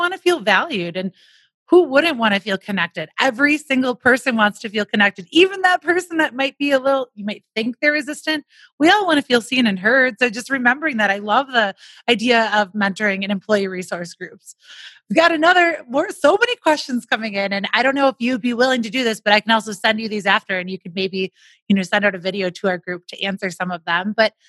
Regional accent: Wisconsin, United States; now in Denver, United States; I'm from Wisconsin

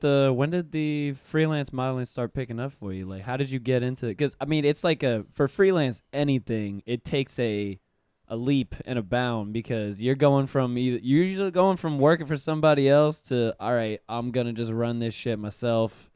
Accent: Pensacola, Florida, United States; moved away; I'm from Pensacola, which is way, way up in Northwest Florida, right next to Alabama

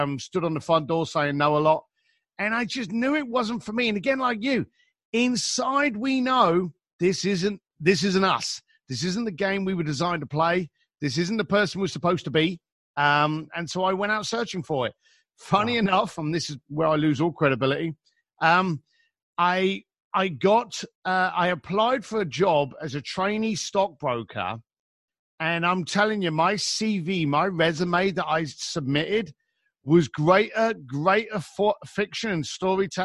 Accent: London, United Kingdom; moved away; I was an East London boy, born into an Irish bricklaying family, left school at 15, bounced around the streets of London

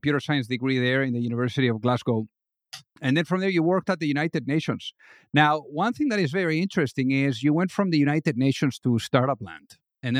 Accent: Spain; I'm from Spain too

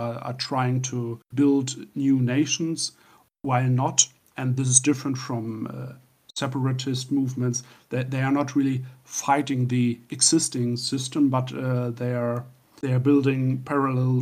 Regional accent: Northern Germany, Germany; from Northern Germany.

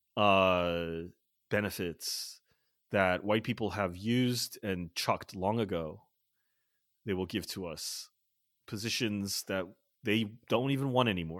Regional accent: United States; growing up in America

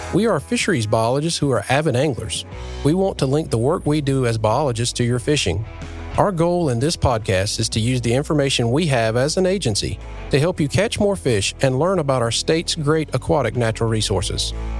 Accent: New Bern, North Carolina, United States; moved away; we're in my hometown, we're in Newburn, where you live, and this is where it all started for me

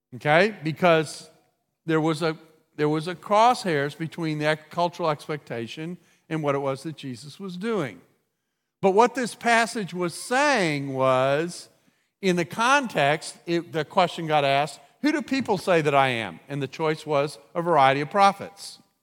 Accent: United States; as an American

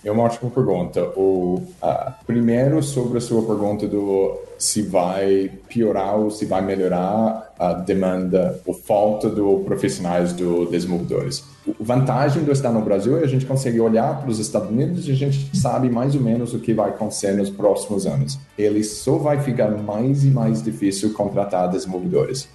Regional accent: Australia; Portuguese is a second language; moved away as an adult; also born or lived in England; now in Brazil; eu sou da Austrália originalmente

